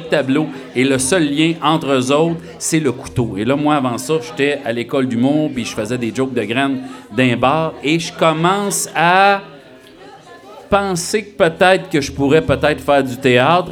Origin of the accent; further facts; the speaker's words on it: Sullivan, Quebec, Canada; moved away; je viens de Sullivan, euh, la culture, c'était la TV